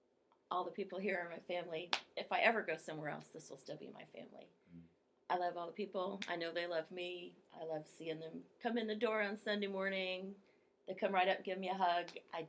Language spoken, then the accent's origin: English; Moberly, Missouri, United States; I was born in Moberly